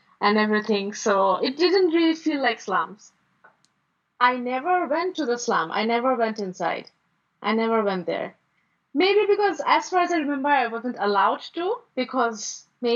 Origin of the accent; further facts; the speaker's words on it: Dhaka, Dhaka Division, Bangladesh; I was born in Dhaka and I grew up here as well.